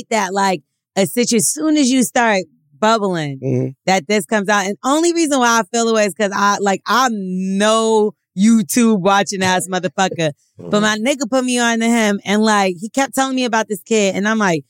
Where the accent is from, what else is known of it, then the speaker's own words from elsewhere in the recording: New York City, New York, United States; also born or lived in Virginia; now in Atlanta, United States; I'm from Brooklyn.